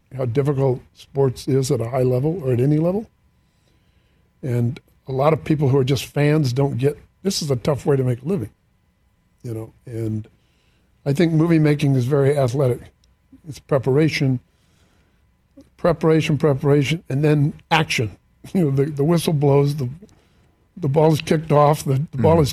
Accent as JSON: {"language": "English", "town": "Santa Barbara", "region": "California", "country": "United States", "said": "I'm from Santa Barbara"}